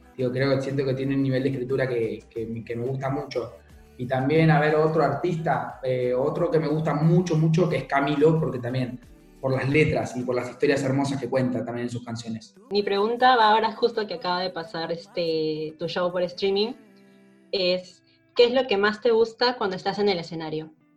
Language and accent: Spanish; Mallorca, Balearic Islands, Spain; now in England, United Kingdom; soy de Mallorca, pero vivo en Inglaterra